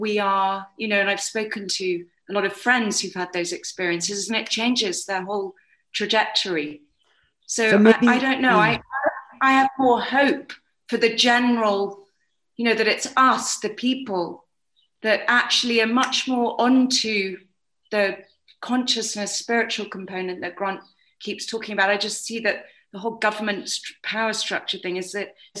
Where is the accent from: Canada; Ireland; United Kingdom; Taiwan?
United Kingdom; England; moved away; I'm from England originally